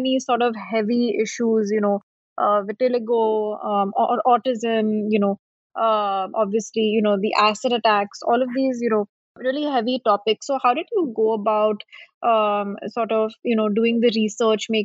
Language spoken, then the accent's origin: English; Mumbai, Maharashtra, India; moved away as an adult; also born or lived in Delhi; I'm from Bombay, and I remember when I, you know, went to work in Delhi at the age of 22. And, you know, coming from Bombay